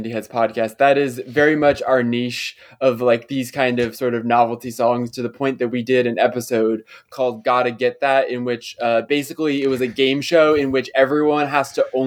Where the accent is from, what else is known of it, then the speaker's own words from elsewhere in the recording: United States; especially when I was growing up in America in like the kind of late 2000s, early 2010s